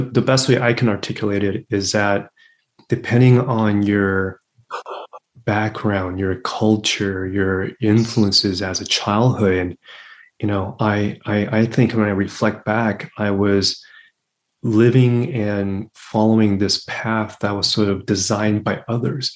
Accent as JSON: {"language": "English", "town": "Los Angeles", "region": "California", "country": "United States", "tie": "born or raised there", "also_born_or_lived": "Taiwan / Berkeley / New York", "first_language": "English", "said": "I was born in Taiwan. I came to the States when I was three, and I initially grew up in LA, in Los Angeles"}